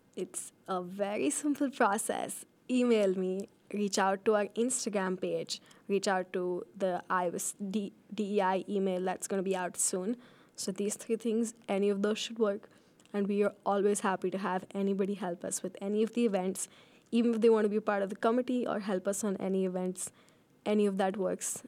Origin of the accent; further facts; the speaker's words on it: India; also born or lived in Fargo, North Dakota, United States; now in Ames, United States; I was born in Fargo, North Dakota, but I lived most of my life in India.